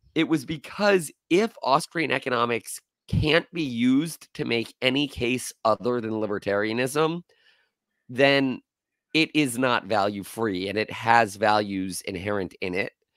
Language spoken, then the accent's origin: English; Florida, United States; I was born and raised in Florida